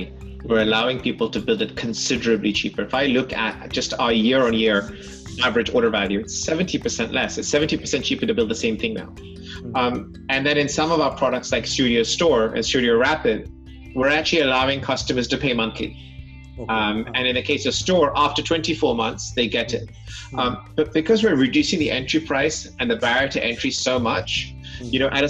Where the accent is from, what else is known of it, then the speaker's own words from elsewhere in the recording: London, United Kingdom; I was born and brought up in London